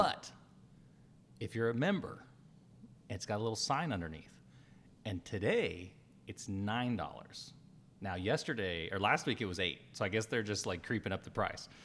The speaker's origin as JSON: {"language": "English", "region": "New Mexico", "country": "United States", "tie": "born or raised there", "moved": "yes", "said": "I grew up in New Mexico the first part of my life"}